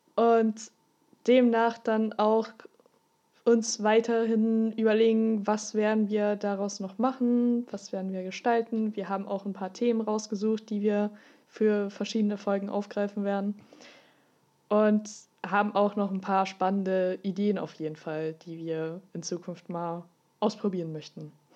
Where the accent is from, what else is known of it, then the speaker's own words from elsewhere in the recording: Austria; moved away; komme ursprünglich aus Österreich